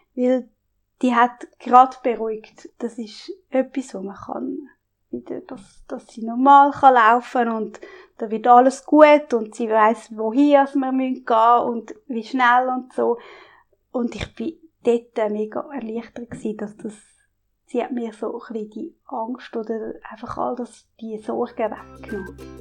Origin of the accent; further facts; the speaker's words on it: Glarnerland, Glarus, Switzerland; ich bin im Glanerland aufgewachsen